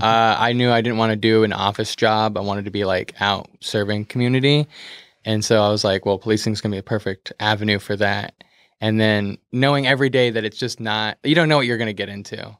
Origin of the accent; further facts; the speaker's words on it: Beaverton, Oregon, United States; technically I'm from Beaverton, 'cause I am, but I would say I'm from, like, the metro area